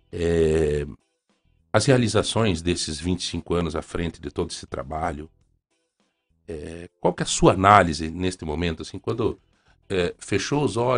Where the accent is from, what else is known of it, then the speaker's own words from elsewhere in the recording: Ponta Grossa, Paraná, Brazil; Dom Murilo, o senhor não me conhece, mas eu sou de Ponta Grossa.